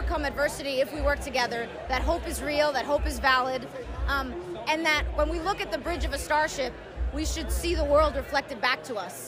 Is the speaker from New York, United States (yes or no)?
yes; New York, United States; as a New Yorker